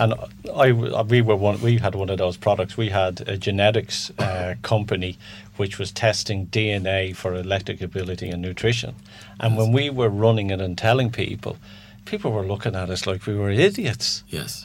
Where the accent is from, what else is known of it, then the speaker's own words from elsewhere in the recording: Ireland; being Irish as well